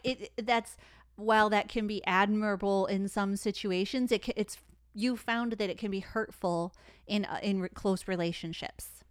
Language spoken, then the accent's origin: English; Detroit, Michigan, United States; I'm from Detroit